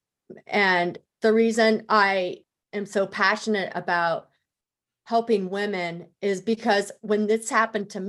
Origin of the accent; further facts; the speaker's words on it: Denver, Colorado, United States; moved away as an adult; I moved back to my hometown of Denver